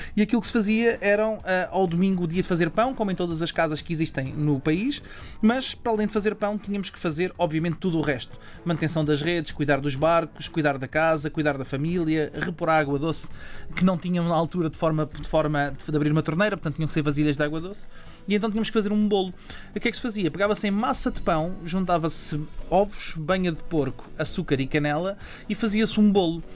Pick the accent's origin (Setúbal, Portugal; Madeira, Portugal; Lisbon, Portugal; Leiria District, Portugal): Lisbon, Portugal; Margem Sul; eu sou também da Margem Sul